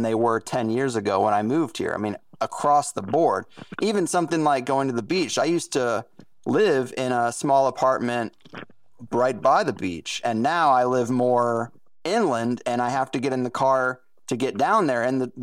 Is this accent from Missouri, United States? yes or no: yes; Jefferson County, Missouri, United States; where I grew up in Jefferson County, Missouri